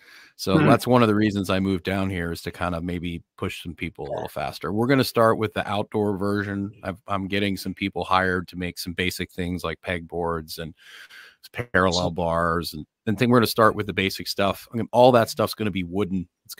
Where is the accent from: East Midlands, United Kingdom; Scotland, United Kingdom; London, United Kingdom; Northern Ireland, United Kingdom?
Scotland, United Kingdom; I'm Scottish.